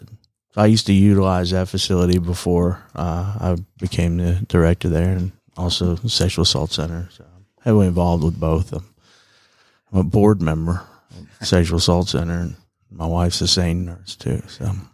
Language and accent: English; East Cobb, Georgia, United States; also born or lived in New York / Rome, Georgia; I was born in New York and grew up in East Cobb and I went to Berry College